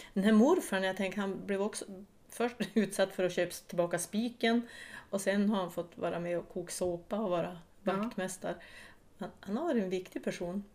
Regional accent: Vilhelmina, Västerbotten County, Sweden; moved away; jag är född och uppvuxen i Vilmina, flyttade runt lite i, i Sverige

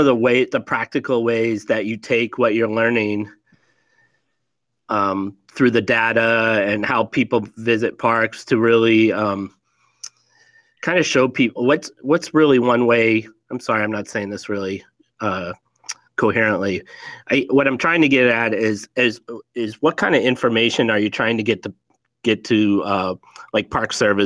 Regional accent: Scranton, Pennsylvania, United States; moved away; I grew up out there

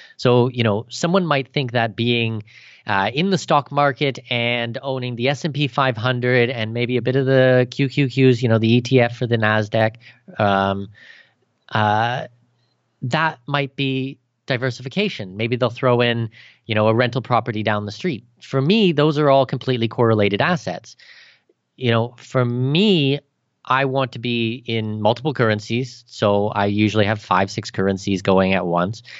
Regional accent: Canada; moved away as an adult; now in Abu Dhabi, United Arab Emirates; I'm Canadian

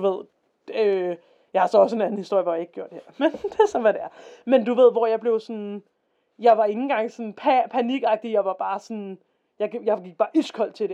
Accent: Denmark

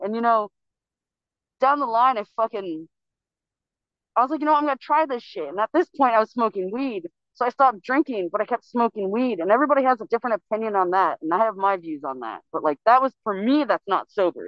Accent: California, United States; I was actually born and raised in California.

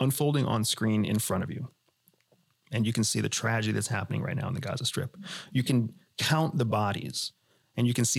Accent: United States; I am an American veteran. I'm an American former CIA officer. We are as red, white, and blue apple pie and hot dogs as it gets, right? And we grew up in a country

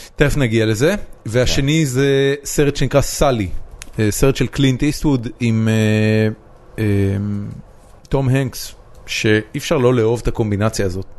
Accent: Israel; אני ישראלי שבא לייצג את ישראל על במה

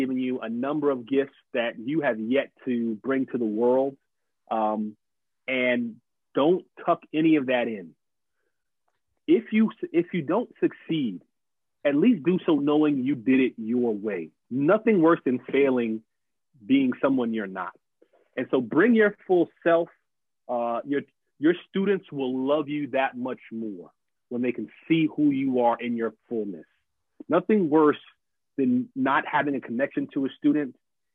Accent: New Jersey, United States; moved away as an adult; now in Maryland, United States; I grew up in Jersey

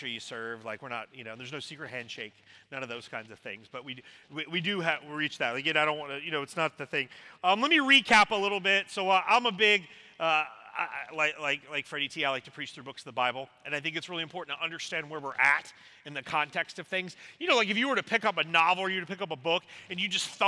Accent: South Carolina, United States; also born or lived in Washington State; now in Tennessee, United States; I grew up in South Carolina originally, so that makes me a Gamecock

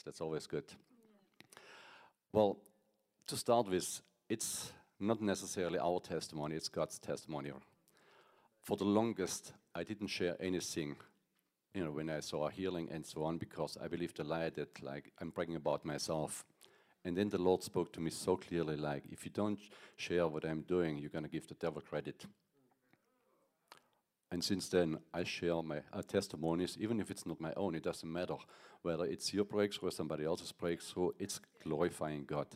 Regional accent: Germany; English is a second language; moved away as an adult; now in United States; I'm from Germany, if you can't tell on my accent

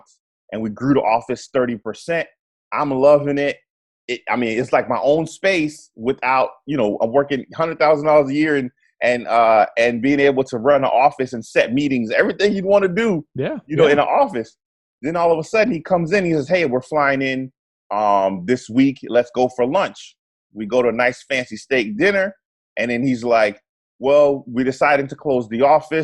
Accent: near Fort Lauderdale, Florida, United States; also born or lived in Trinidad and Tobago; I grew up near Fort Lauderdale

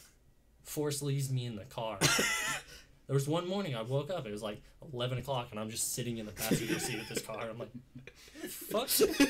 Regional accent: Utah, United States; We are from Utah

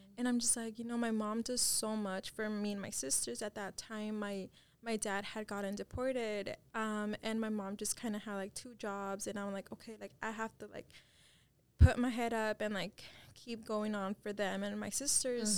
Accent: Dallas, Texas, United States; my parents are both Mexican, um, and I was born here in Dallas

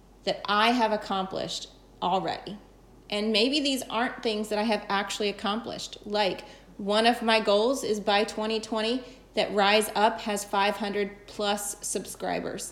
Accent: the South, United States; I'm from the South

